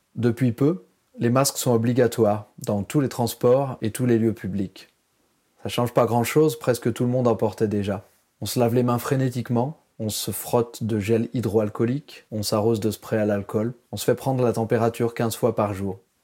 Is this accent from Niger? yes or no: no; France; moved away as an adult; now in Taipei, Taiwan; je suis né en France, c'est maintenant à Taïwan que se trouve le centre du monde pour moi